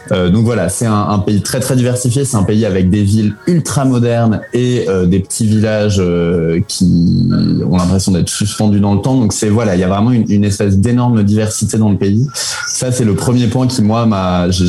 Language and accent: French; France; moved away; also born or lived in Spain / Belgium / Chile